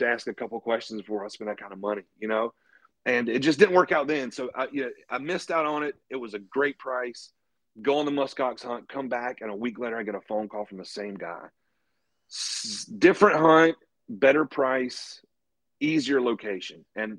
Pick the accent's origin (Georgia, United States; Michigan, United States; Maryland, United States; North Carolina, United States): North Carolina, United States; now in Knoxville, United States; So right now I'm living in Knoxville, Virginia. I'm originally from North Carolina.